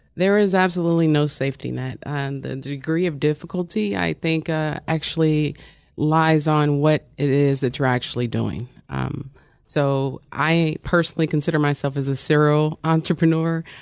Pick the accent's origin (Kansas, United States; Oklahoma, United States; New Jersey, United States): Kansas, United States; Wyandotte County; I'm originally from Wandauk County, Kansas